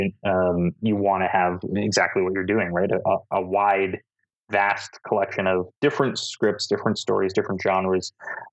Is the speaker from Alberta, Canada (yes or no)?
yes; Edmonton, Alberta, Canada; I'm from Edmonton